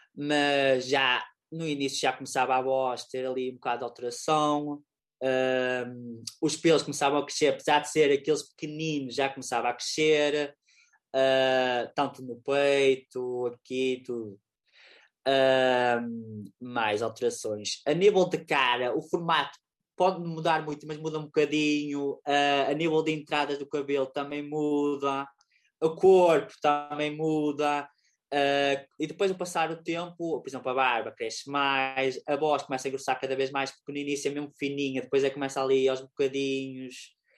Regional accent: Lousada, Norte, Portugal; eu sou de Lousada

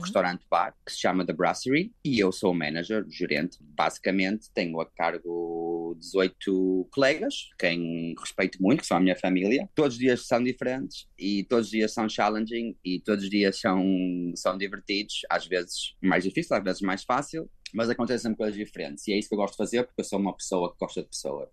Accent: Portugal; moved away as an adult; now in Hong Kong; eu que sou europeu, como tu, não é? Português

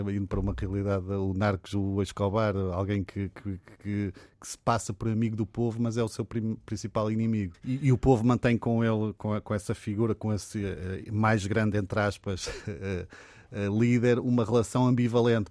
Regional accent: Portugal; sou muito português

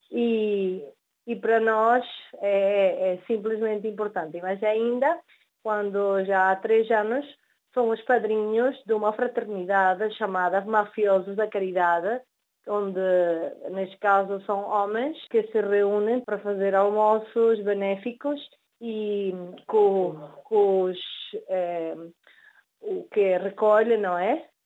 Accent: Venezuela; born there; Sim, certamente, nós nascemos na Venezuela, os nossos pais são portugueses e por ainda nós somos os descendentes.

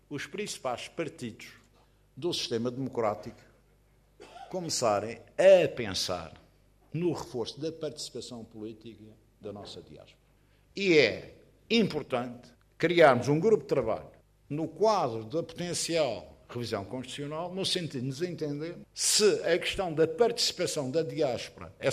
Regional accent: Portugal; nós, ilhéus, não desistimos

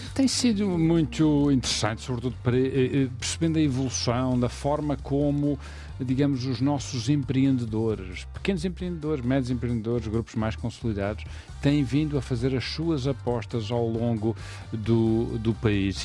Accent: Madeira, Portugal; percebes o meu sotaque, Uh, nós somos uma ilha, uma ilha de imigração

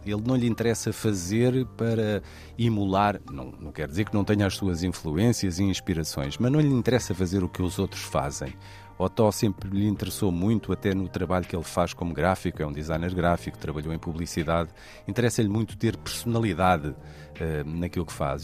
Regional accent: Portugal; somos portugueses

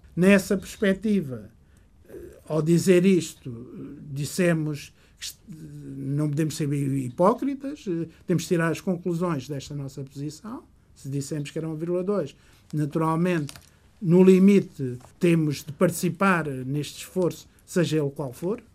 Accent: Portugal; also born or lived in Goa, India; Minha terra natal, eh, como sempre, embora a partir dos 5 anos eh, tenha vivido, crescido

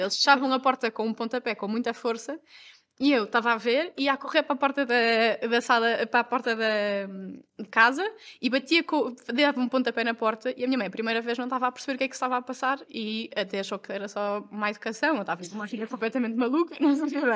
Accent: Porto, Norte, Portugal; also born or lived in Lisbon; eu sou do Porto e tirei o curso em Lisboa

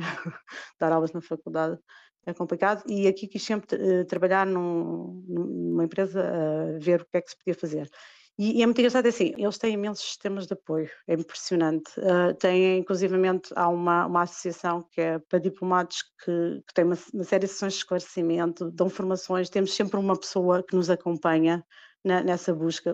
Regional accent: Lisbon, Portugal; moved away as an adult; also born or lived in Almada / Sesimbra / Angola / Cape Verde; now in Paris, France; eu sou de Lisboa, mas da Almada também e Simbra

